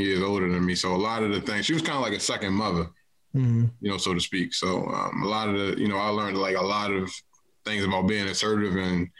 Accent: Baltimore, Maryland, United States; East Baltimore

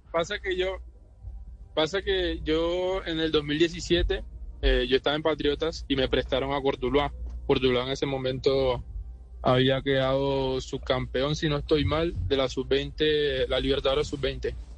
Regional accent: Barranquilla, Atlántico, Colombia; moved away; also born or lived in Medellín; yo nací en Barranquilla el año 98

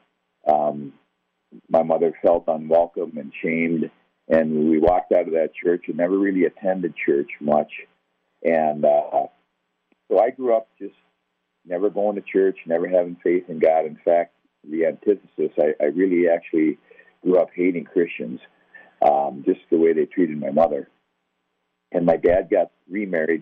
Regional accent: White Bear Lake, Minnesota, United States; I grew up right here in White Bear Lake, Minnesota

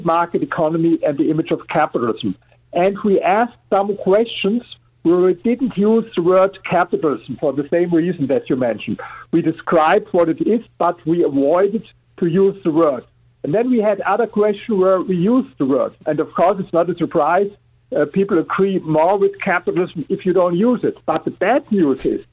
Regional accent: Germany; English is a second language; I'm coming from Germany, as you're here with my accent.

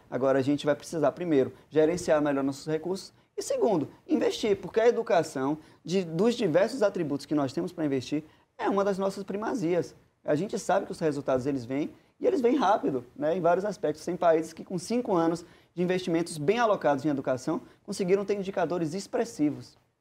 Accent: Bahia, Brazil; nosso estado da Bahia

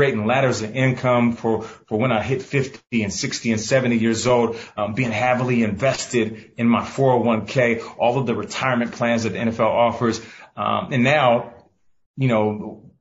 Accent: Pacific Northwest, United States; I'm from the Pacific Northwest

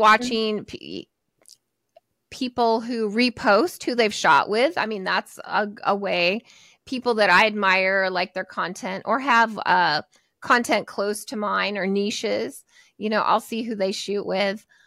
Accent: Portland, Oregon, United States; I'm in Portland, Oregon, so I grew up here in the Pacific Northwest.

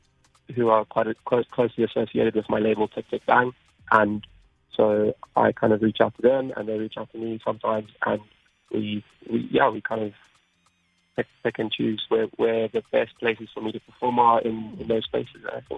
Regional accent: England, United Kingdom; born there; Yeah, I mean, I was born in England, so definitely

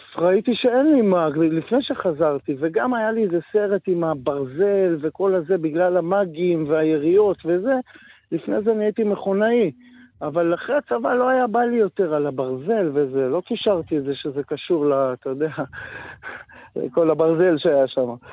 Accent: Metula, Northern District, Israel; moved away as an adult; also born or lived in Tel Aviv; גדלתי במטולה

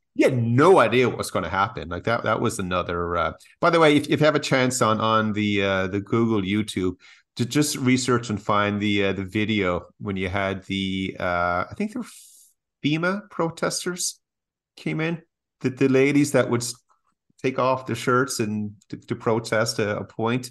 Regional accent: Canada; as Canadians

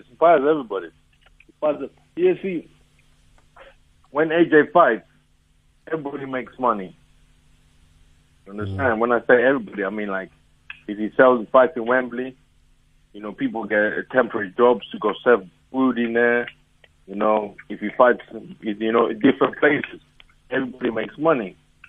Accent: Zimbabwe; Bro, I will not change it for anything. You know, I like it. I'm an African. I like being African.

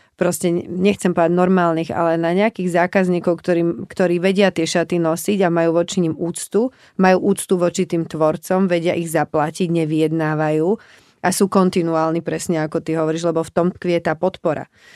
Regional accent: Slovakia; also born or lived in Prague, Czech Republic; my sme obidvaja Slováci, ktorí do veľkej miery pôsobia v Čechách

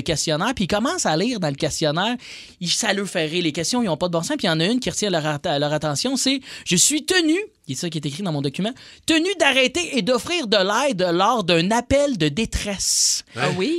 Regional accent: Joliette, Quebec, Canada; je viens de Joliette

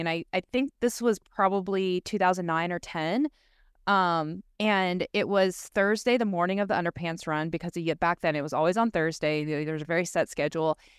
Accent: Southern California, United States; moved away as an adult; also born or lived in Laguna; being born and raised in Southern California, growing up a surfer

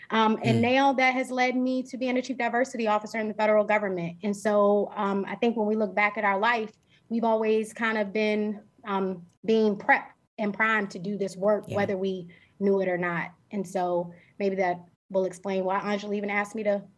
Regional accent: Richmond, Virginia, United States; we're raised by two Black people from Richmond, Virginia, by way of Blackwell and Bird Park. We grew up in Bird Park.

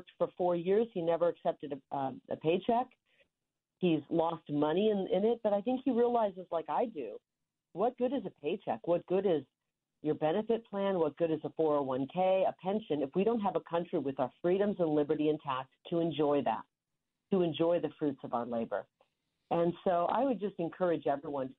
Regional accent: rural Iowa, United States; moved away; growing up in the Midwest in rural Iowa, the youngest of nine

